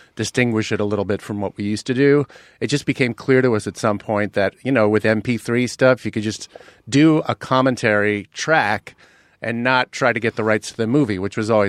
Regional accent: New York, United States; now in Minneapolis, United States; I live kind of in the middle of the country now. I'm in I'm from New York originally

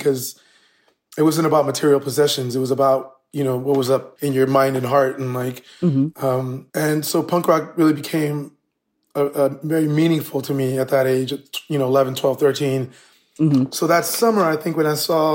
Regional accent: United States; we were born in the U.S. and we were raised here in the United States

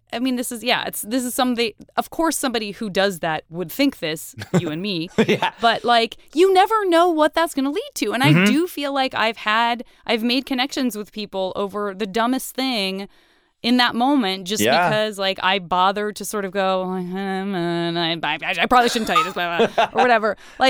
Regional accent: Arizona, United States; A lot of people think I'm from the Midwest or I'm Canadian. I'm from Arizona.

